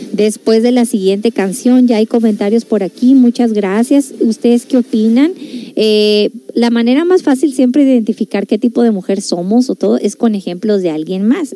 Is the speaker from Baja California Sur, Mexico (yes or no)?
yes; La Paz, Baja California Sur, Mexico; yo también soy norteñita, yo soy de La Paz, Baja California